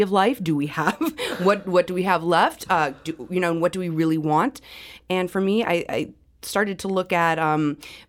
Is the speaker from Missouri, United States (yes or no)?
yes; St. Louis, Missouri, United States; born and raised in St. Louis, I choose to live here.